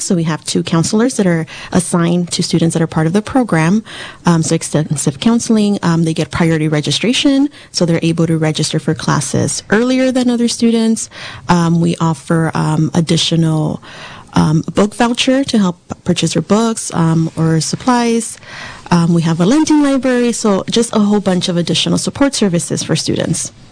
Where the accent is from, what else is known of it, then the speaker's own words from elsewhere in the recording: Southern California, United States; moved away as an adult; also born or lived in Antelope Valley, California; now in Ukiah, United States; I'm actually from Southern California.